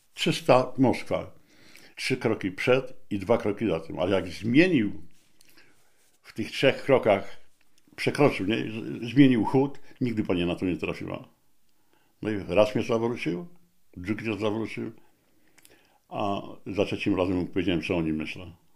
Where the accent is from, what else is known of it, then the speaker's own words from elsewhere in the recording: Gdańsk, Pomeranian Voivodeship, Poland; moved away as an adult; also born or lived in Katowice; jestem z Gdańska